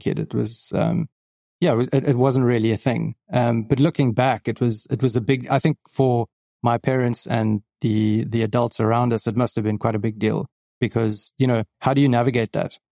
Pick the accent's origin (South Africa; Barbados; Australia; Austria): South Africa; Johannesburg, Gauteng; moved away as an adult; now in Cape Town, South Africa; grew up in Johannesburg